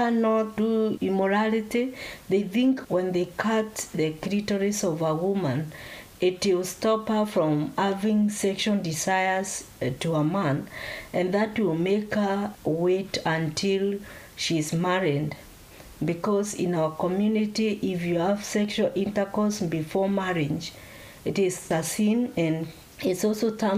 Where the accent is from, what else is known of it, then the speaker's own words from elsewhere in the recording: Kenya; moved away as an adult; also born or lived in Slough, United Kingdom; now in Nottingham, United Kingdom; I came in this country 6 years ago. I come from Kenya